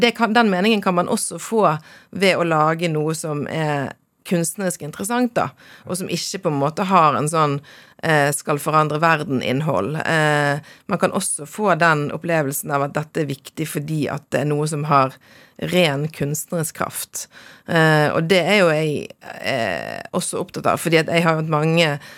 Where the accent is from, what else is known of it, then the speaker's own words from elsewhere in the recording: Bergen, Vestland, Norway; jeg er faktisk vokst opp i en eh, drabantby. Ja. Fyllingsdal i Bergen